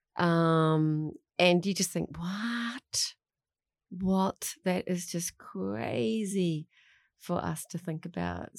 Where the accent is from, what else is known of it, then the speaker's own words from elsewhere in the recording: Melbourne, Victoria, Australia; now in New Zealand; I grew up in Melbourne in, uh, a classroom of, uh, Chinese